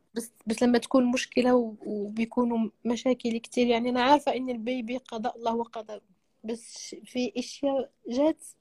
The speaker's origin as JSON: {"language": "Arabic", "town": "Marrakesh", "region": "Marrakesh-Safi", "country": "Morocco", "said": "انا من مراكش"}